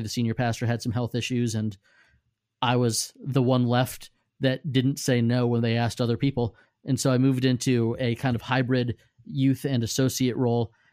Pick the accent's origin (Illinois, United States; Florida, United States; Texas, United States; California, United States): Florida, United States; Safety Harbor; Safety Harbor, Florida, which is my hometown